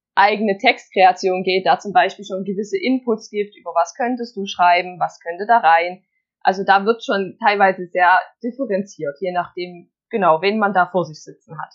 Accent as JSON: {"language": "German", "region": "Saxony", "country": "Germany", "also_born_or_lived": "Leipzig", "said": "bei uns in Sachsen"}